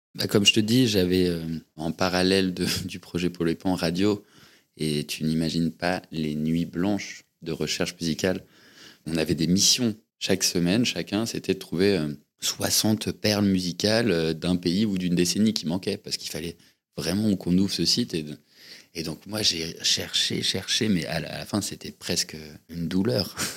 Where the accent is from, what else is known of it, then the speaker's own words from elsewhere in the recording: Paris, Île-de-France, France; je suis né à Paris, il y a 38 ans. Je suis, je suis un enfant parisien